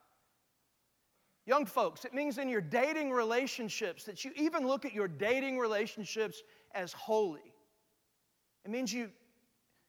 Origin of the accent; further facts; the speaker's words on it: Austin, Texas, United States; moved away as an adult; now in Houston, United States; I'm from Austin